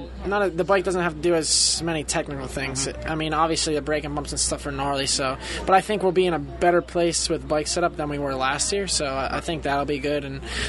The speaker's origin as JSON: {"language": "English", "region": "New York", "country": "United States", "tie": "born or raised there", "also_born_or_lived": "New Jersey", "said": "I grew up in New York, born in Jersey"}